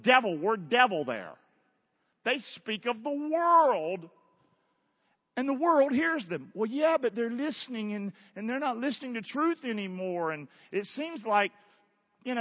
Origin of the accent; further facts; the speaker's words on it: Rockingham, North Carolina, United States; I'm from Rockingham, North Carolina.